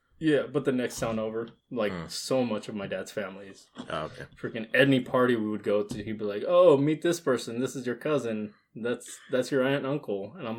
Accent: Eastern Oregon, United States; first language Spanish; English is a second language; moved away as an adult; I grew up in Eastern Oregon. I was born there. Never moved in my life until came over here to college.

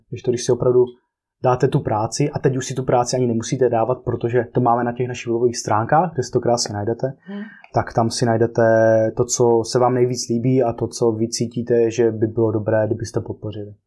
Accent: Czechia; also born or lived in Brno / Prague; jsme tady eh, z Česka

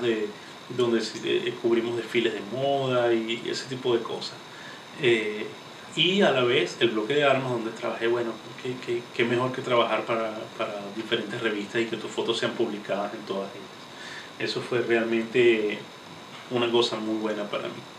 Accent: Venezuela; moved away as an adult; also born or lived in Caracas; now in United States; yo soy venezolano, actualmente residenciado en los Estados Unidos

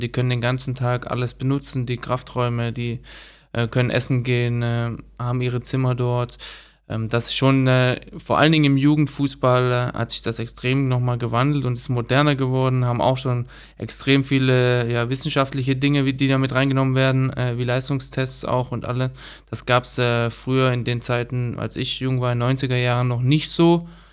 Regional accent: Stuttgart, Baden-Württemberg, Germany; Also ich äh, bin auch aufgewachsen in Stuttgart

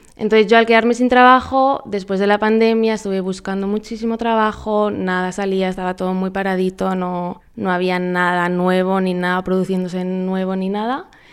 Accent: Madrid, Community of Madrid, Spain; moved away as an adult; now in Paraguay; soy de Madrid, llevo un año y medio viviendo en Paraguay

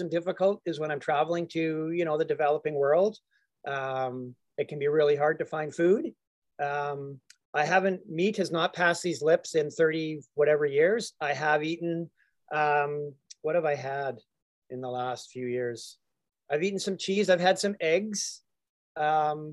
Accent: Calgary, Alberta, Canada; I just happened to move into a house in Calgary, my hometown.

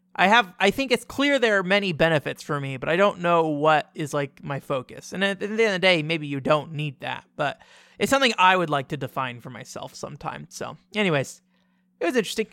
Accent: United States; I'm a very like loudmouthed American

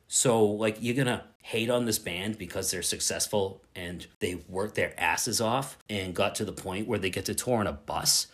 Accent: Boston, Massachusetts, United States; I'm from Boston

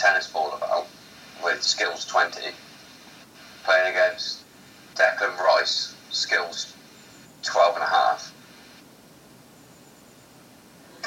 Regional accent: England, United Kingdom; I'm English. I was born in England.

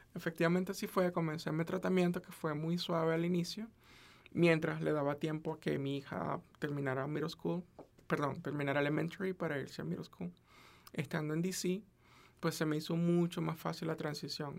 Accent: Venezuela; now in United States; yo soy de Venezuela

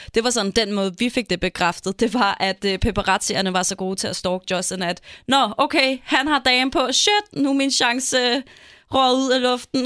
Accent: Denmark; Vi er danskere

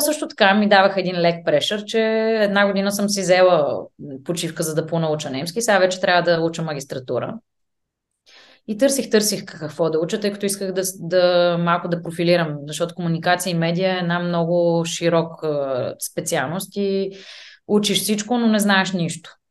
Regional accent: Bulgaria; moved away as an adult; also born or lived in England; now in Vienna, Austria; ние като българи

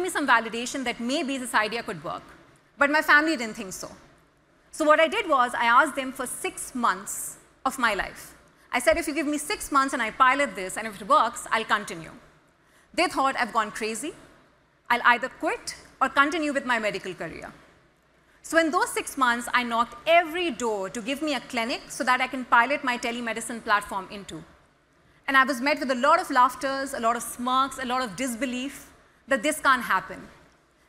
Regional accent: Pakistan; people back in my country

